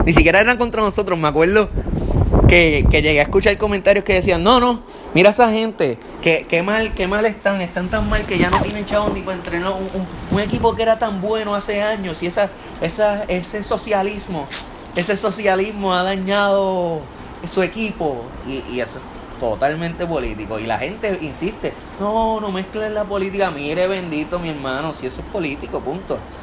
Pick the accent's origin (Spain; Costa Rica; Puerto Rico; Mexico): Puerto Rico